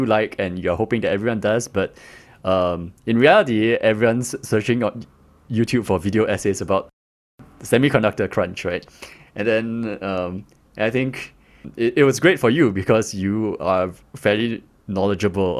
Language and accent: English; Singapore; As a Singaporean